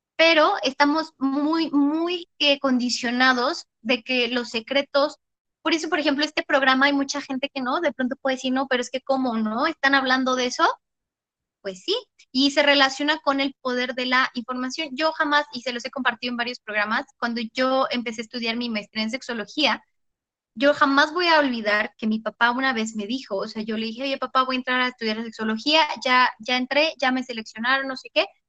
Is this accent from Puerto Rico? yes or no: no; Mexico; nosotras, como mujeres mexicanas